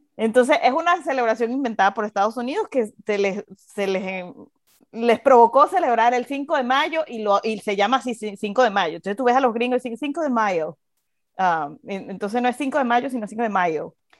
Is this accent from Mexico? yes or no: no; Venezuela; now in United States; nosotros, en Venezuela